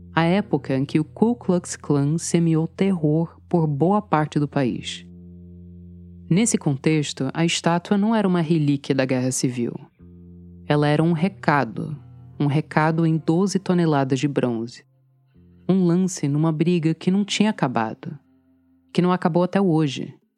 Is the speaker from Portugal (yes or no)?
no; Charlottesville, Virginia, United States; Portuguese is a second language; moved away as an adult; now in Brazil; Eu sou de uma cidade nos Estados Unidos chamada Charlottesville